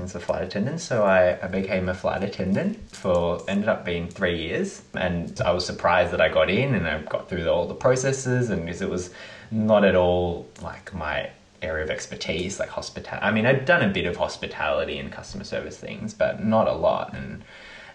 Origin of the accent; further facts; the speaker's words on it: Melbourne, Victoria, Australia; I was born in Melbourne and I grew up in Bowen North.